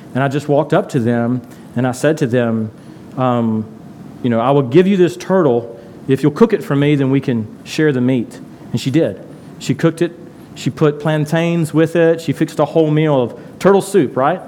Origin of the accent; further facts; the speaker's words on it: Tipton County, Tennessee, United States; moved away; I'm from Tipton County